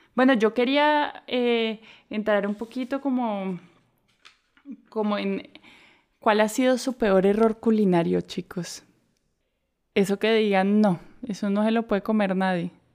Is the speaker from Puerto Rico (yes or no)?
no; Colombia; moved away; also born or lived in Mexico / Barcelona / Portugal; yo soy colombiana